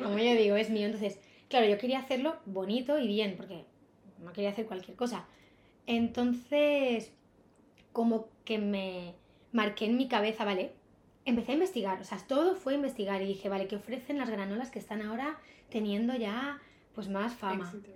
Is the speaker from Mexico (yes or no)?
no; Ibiza, Balearic Islands, Spain; moved away as an adult; also born or lived in Barcelona; now in Madrid, Spain; desde que tengo 18 años tenía claro que no podía seguir en la isla